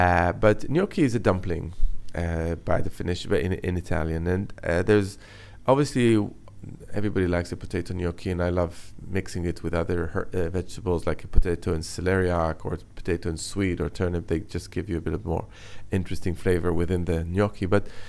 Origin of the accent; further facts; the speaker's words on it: Jerusalem, Jerusalem District, Israel; So I was born and brought up in Jerusalem, which is kind of in the heart of the Middle East.